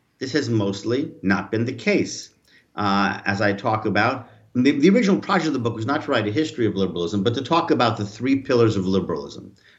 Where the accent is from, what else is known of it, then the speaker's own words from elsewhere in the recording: United States; moved away as an adult; now in France; I'm originally American